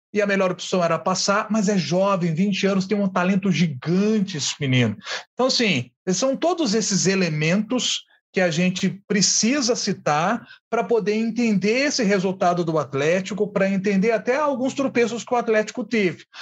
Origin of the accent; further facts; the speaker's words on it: Matozinhos, Minas Gerais, Brazil; do pessoal lá da minha terra, de Matozinhos